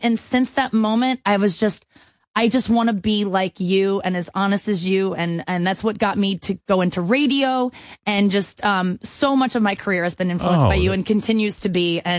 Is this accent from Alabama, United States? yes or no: no; St. Louis, Missouri, United States; St. Louis.